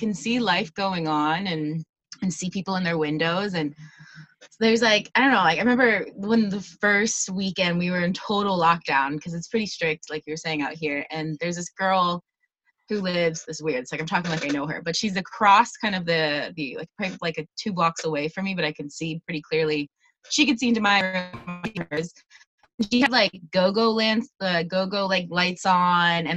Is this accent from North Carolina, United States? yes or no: yes; Raleigh, North Carolina, United States; moved away as an adult; also born or lived in Barcelona, Spain; now in Buenos Aires, Argentina; I'm originally from North Carolina, from Raleigh.